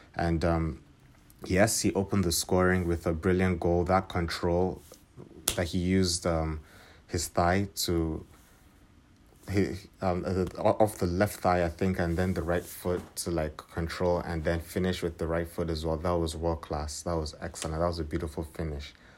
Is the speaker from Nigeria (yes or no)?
yes; Nigeria; being a Nigerian, I was rooting for my country